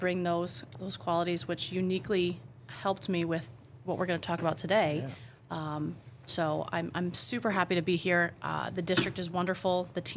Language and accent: English; Beekmantown, New York, United States; I graduated from Beekmantown.